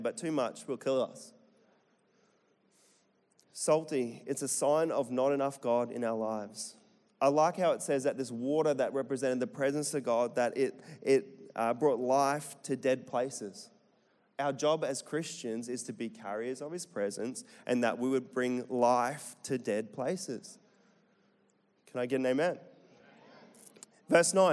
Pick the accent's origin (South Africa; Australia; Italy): Australia; Central Queensland; accent: Bogan; Central Queensland, born and bred